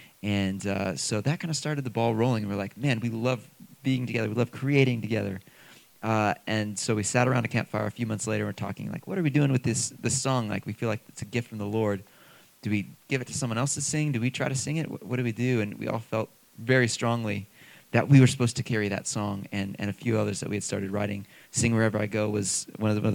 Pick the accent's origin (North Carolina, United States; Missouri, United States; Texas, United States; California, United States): Missouri, United States; Kansas City; I grew up in Kansas City, Missouri